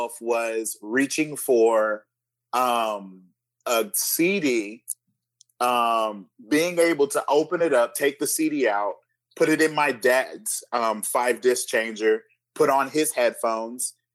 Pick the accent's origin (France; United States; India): United States; California; I was raised in California